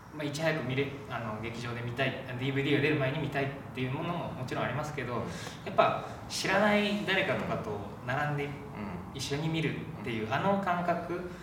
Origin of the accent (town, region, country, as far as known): Kagoshima, Japan; born or raised there; moved away as an adult; now in Tokyo, Japan